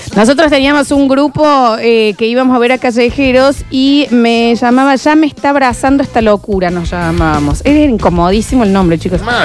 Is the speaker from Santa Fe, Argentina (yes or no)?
yes; Rosario, Santa Fe, Argentina; Me crié en Rosario.